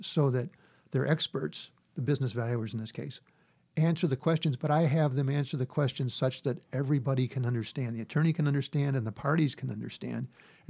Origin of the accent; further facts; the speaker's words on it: Midwest, United States; I'm Midwesterner.